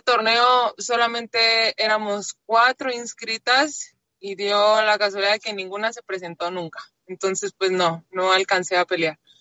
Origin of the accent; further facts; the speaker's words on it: Monterrey, Nuevo León, Mexico; nací en Monterrey, nací en Monterrey